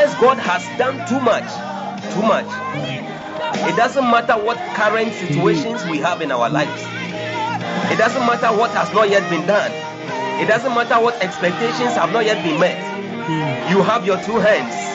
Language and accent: English; Ghana; I'm a Ghanaian and currently I'm in Ghana